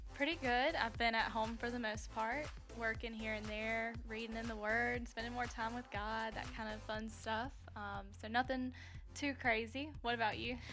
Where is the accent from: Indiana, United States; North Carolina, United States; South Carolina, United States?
South Carolina, United States; Darlington; I was born and raised in South Carolina, um, in a little small town of Darlington